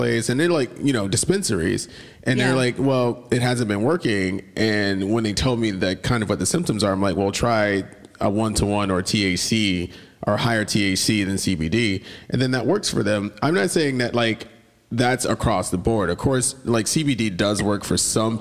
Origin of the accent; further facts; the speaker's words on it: Atlanta, Georgia, United States; I had like a weird position like growing up in Atlanta